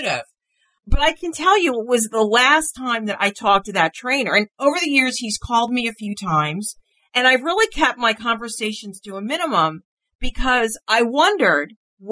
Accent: New York, United States; I'm from New York

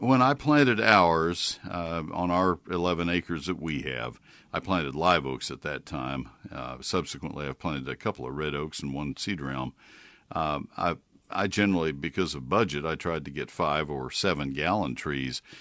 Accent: Brazos County, Texas, United States; I grew up in Brazos County

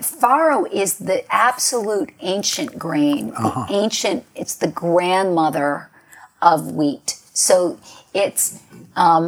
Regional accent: New York, United States; when I was growing up in New York

